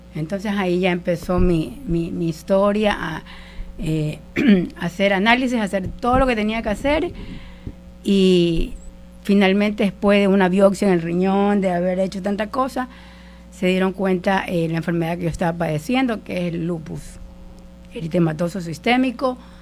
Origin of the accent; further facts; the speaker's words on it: El Empalme, Guayas, Ecuador; moved away as an adult; yo soy de, del Empalme, eh, un pueblo de la, provincia del Guayas, y me vine acá a los 18 años a estudiar la universidad